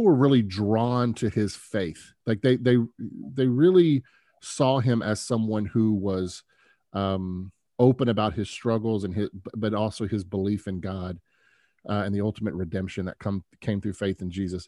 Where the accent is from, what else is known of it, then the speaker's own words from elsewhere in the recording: Memphis, Tennessee, United States; I grew up in Memphis